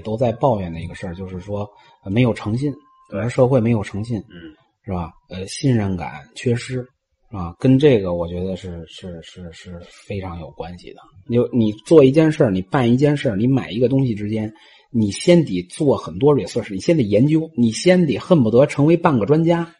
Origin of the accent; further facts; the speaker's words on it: China; now in Tanzania; 咱们是侨居海外，咱们还是中国人